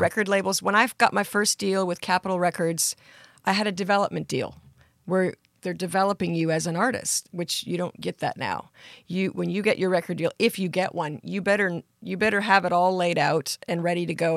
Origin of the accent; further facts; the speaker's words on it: Surrey, British Columbia, Canada; I grew up in Surrey, British Columbia, in Canada